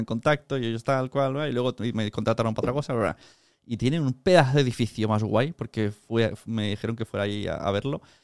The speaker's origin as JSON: {"language": "Spanish", "town": "Palau-solità i Plegamans", "region": "Catalonia", "country": "Spain", "said": "al castillo de mi pueblo, de Palau Plemans"}